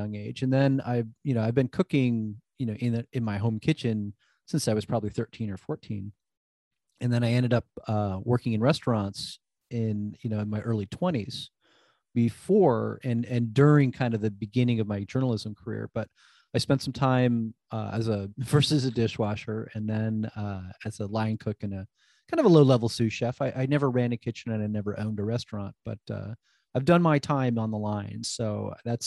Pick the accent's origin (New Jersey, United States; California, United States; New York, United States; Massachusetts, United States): New Jersey, United States; I'm from New Jersey, and I'm the last of four